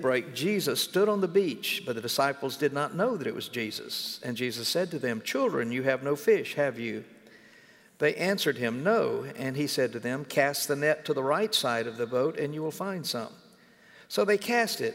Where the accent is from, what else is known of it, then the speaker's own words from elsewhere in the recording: Mississippi, United States; moved away as an adult; now in North Carolina, United States; When I was growing up in Mississippi